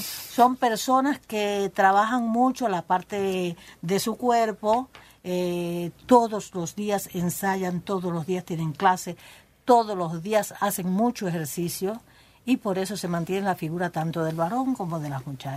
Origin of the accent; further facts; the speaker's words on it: Cuba; Todos vienen de Cuba, todos somos cubanos.